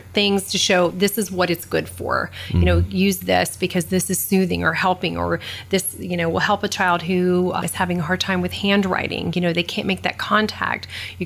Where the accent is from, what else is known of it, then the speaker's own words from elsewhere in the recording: Florida, United States; I'm from Florida